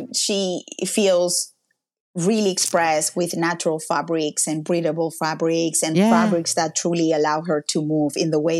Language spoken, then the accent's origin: English; Mallorca, Balearic Islands, Spain; English is a second language; moved away as an adult; now in Canada; my hometown because that's where I've been all my life. And if you can go to one place, it's Mallorca. It's an island in the Mediterranean.